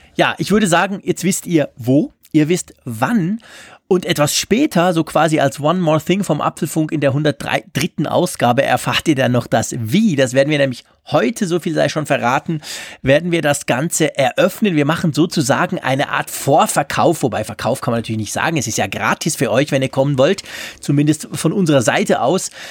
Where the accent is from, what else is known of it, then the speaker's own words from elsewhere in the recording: Switzerland; als Schweizer